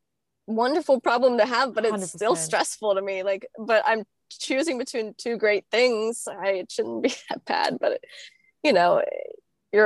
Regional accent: Florida, United States; born or raised there; moved away as an adult; also born or lived in California

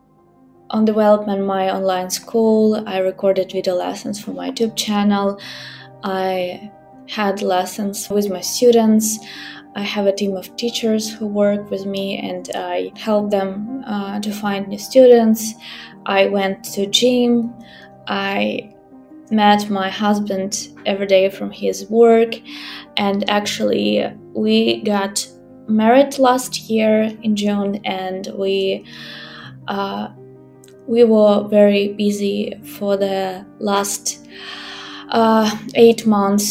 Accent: Ukraine; first language Ukrainian; English is a second language; I'm from Ukraine. I'm a native speaker of Ukrainian language.

